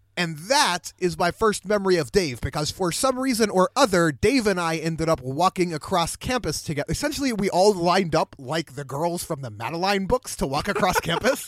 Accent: Pittsburgh, Pennsylvania, United States; I grew up in Pittsburgh

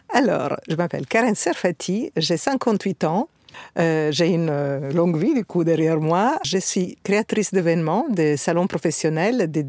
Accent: Italy; also born or lived in North Africa; mais je suis italienne, euh, née en Afrique du Nord, donc avec probablement une culture euh, méditerranéenne plus importante.

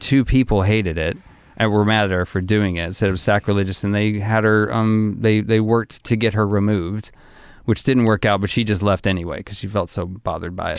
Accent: Arkansas, United States; I grew up in Arkansas.

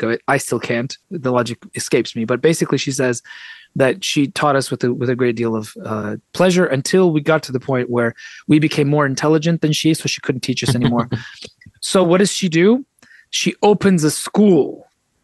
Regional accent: San Francisco, California, United States; first language Russian; English is a second language; I was raised speaking Russian first, even though I was born in San Francisco.

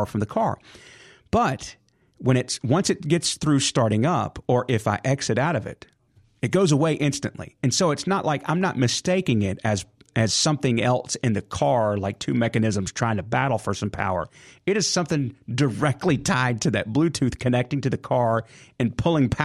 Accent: Jackson, Mississippi, United States; city of Jackson. That's where I'm from. So that's my hometown

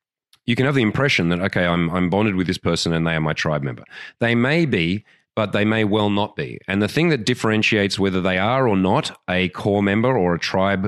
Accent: Australia; accent: Australian; An example of that is my Australian accent. You know what that's worth in Australia? Nothing.

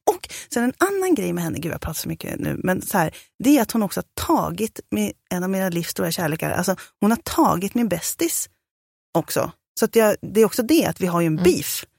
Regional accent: Sörmland, Södermanland, Sweden; also born or lived in Valla; now in Stockholm, Sweden; jag är från Sörmland

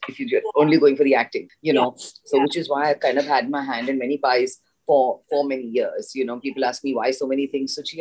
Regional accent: Mumbai, Maharashtra, India; also born or lived in Chennai / Kerala / United Kingdom; brought up entirely in Bombay, a Bandra girl, as I call myself

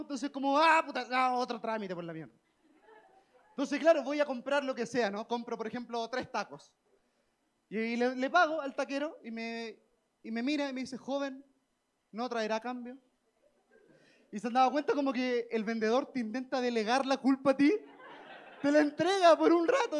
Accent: Chile; moved away as an adult; now in Mexico; soy de Chile

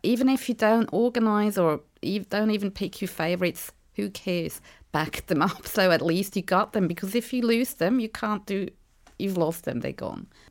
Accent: Switzerland; moved away as an adult; now in Eltham, Australia; I'm from Switzerland

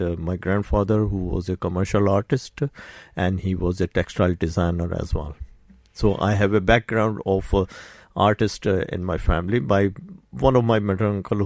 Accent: Karachi, Sindh, Pakistan; moved away as an adult; now in Ireland; I did my schooling in Karachi

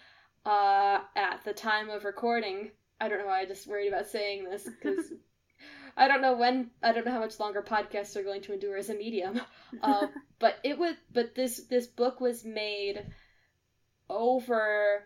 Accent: United States; I am American.

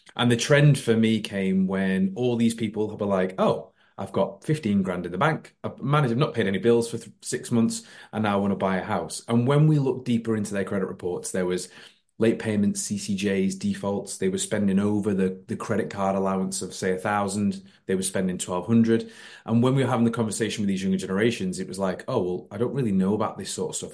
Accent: Warrington, North West England, United Kingdom; I am uh, born and bred in Warrington, like Chris

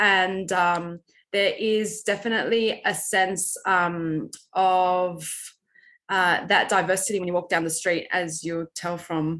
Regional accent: Sydney, New South Wales, Australia; I would kind of almost shy away from saying that I was from Bankstown or I was from Western Sydney, because it's almost like it's a different Sydney, like it's not part of the same city.

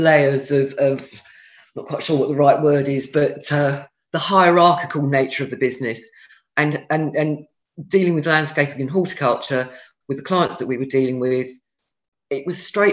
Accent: Haslemere, South East England, United Kingdom; I grew up in a place called Hazelmere in Surrey

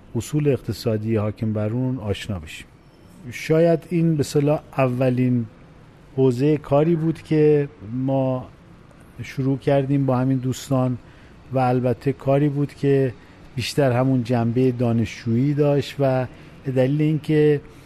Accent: Khorramabad, Lorestan, Iran; moved away as an adult; also born or lived in Tehran; تمام دوران تحصیلات ابتدایی راهنمایی و دبیرستان هم, هم در همون استان لرستان و در شهر خرم آباد بود

